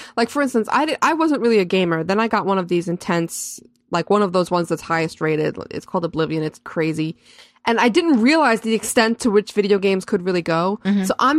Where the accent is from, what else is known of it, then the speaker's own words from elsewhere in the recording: New York, United States; I'm just a New Yorker.